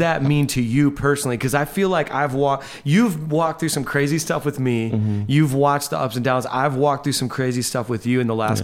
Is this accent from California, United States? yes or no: no; Indiana, United States; moved away as an adult; now in New York, United States; I'm this guy from Indiana